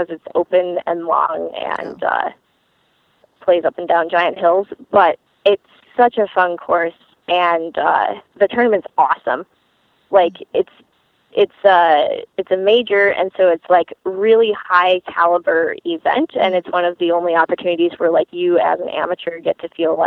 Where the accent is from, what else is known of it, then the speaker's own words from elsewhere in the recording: Michigan, United States; I grew up in Michigan